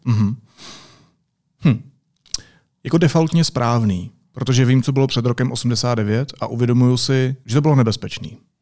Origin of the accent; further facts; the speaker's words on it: Czechia; jsem Čech